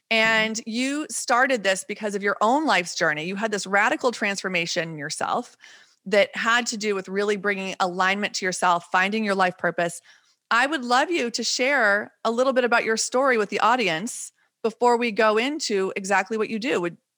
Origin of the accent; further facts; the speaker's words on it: Texas, United States; also born or lived in Wisconsin; I always say I'm either from Texas or Wisconsin, half and half. But coming from Texas, we went to Mexico all the time for holidays.